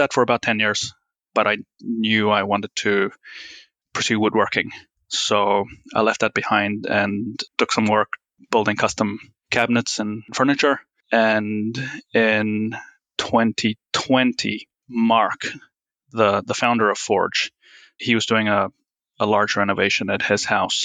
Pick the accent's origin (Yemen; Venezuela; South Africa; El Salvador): South Africa; Plettenberg Bay, Western Cape; moved away; I'm from South Africa. Grew up on a small farm outside Plettenberg Bay.